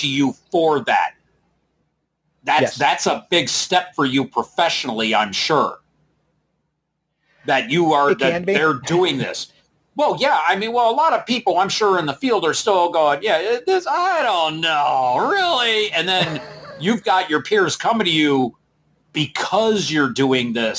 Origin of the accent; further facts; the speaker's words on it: Belleville, Michigan, United States; now in Westland, United States; I come from Belleville. My family's from Downriver.